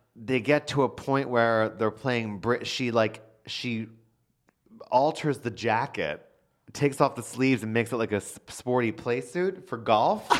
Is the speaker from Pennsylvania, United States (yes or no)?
yes; Philadelphia, Pennsylvania, United States; I am from, uh, not just any place in Philadelphia, I am from Northeast Philadelphia